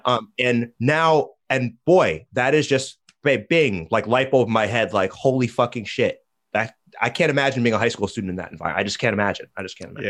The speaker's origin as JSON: {"language": "English", "country": "United States", "said": "as an American"}